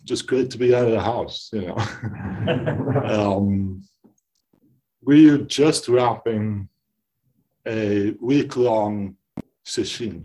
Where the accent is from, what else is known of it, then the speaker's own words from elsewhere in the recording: East Coast, United States; also born or lived in Washington, D.C.; I'm from the East Coast, and I'm out here staying for a little while